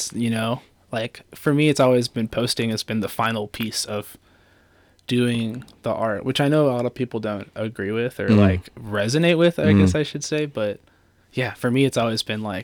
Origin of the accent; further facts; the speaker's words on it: Plymouth County, South Shore of Massachusetts, United States; I grew up on the south shore of Mass in Plymouth County